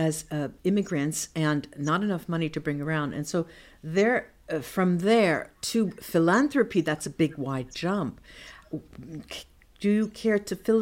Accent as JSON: {"language": "English", "region": "New Jersey", "country": "United States", "tie": "born or raised there", "said": "I grew up in New Jersey, where … came from, his hunting ground"}